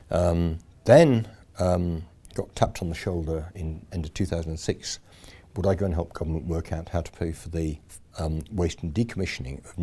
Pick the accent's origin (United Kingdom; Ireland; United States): United Kingdom; Yorkshire and the Humber; accent: Yorkshire; So I'm a Yorkshireman. Um, there's a bit of accent left, I think. Um, it gets slightly worse when I'm back over there.